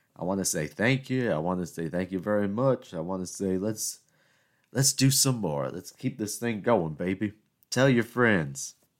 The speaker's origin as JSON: {"language": "English", "region": "South Carolina", "country": "United States", "tie": "born or raised there", "accent": "Southern", "said": "now I'm from South Carolina, right? and we all know I'm, I'm Greek American. And, you know, I, I've grown up in the South."}